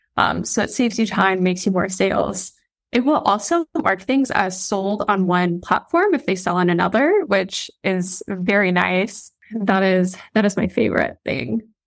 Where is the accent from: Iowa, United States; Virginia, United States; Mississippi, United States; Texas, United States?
Iowa, United States; I'm a girl from Iowa